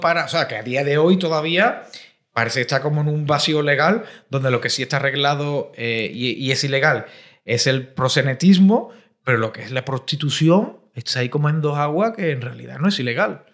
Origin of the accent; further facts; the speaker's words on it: Cádiz, Andalusia, Spain; now in Madrid, Spain; yo vengo de Cádiz, que es una ciudad un poco más pequeña, y ahora estoy aquí en una gran urbe, en Madrid